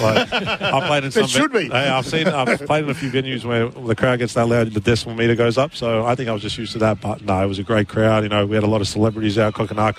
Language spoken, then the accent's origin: English; Melbourne, Victoria, Australia; moved away as an adult; now in Adelaide, Australia; I'm by myself here. I don't have any family because I'm from Melbourne